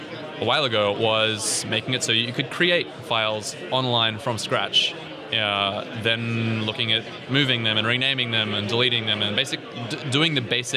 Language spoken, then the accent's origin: English; New Zealand; also born or lived in Australia / Northern Ireland / Scotland; now in London, United Kingdom; I hail from New Zealand originally